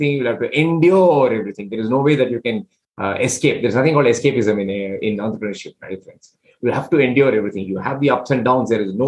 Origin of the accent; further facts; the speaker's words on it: India; I'm from India